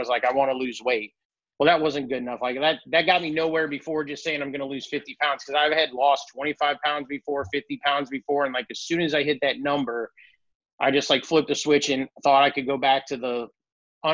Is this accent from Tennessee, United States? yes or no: no; Columbia, Illinois, United States; I'm from St. Louis area in Columbia, Illinois